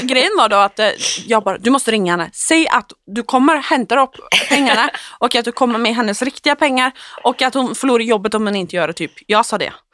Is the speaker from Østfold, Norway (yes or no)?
no; Oslo, Norway; jag är hemma i Oslo igen